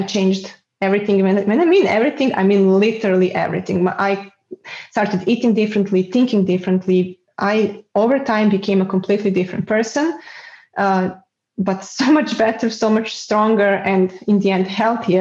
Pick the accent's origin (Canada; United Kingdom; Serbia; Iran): Serbia; moved away as an adult; now in Netherlands; it was very stressful growing up in Serbia